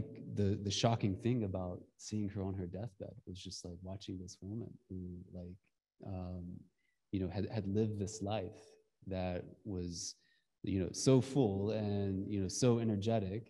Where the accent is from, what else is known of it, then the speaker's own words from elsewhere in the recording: Georgia, United States; moved away; I'm from Georgia.